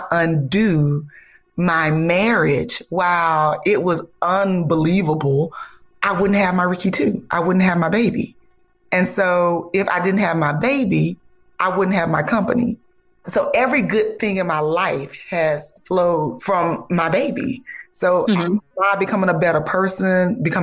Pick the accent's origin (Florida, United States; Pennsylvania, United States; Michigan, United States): Florida, United States; Ocala; I'm from Ocala, Florida, and I went to FAMU